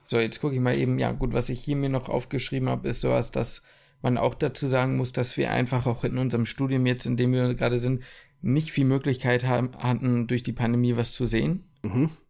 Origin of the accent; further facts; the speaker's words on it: Ruhr area, North Rhine-Westphalia, Germany; ich komme aus dem Ruhrpott.